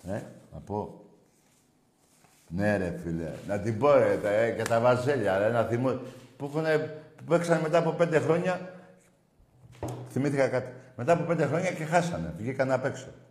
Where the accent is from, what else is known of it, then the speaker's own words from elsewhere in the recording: Greece; ευτυχισμένος που είμαι Έλληνας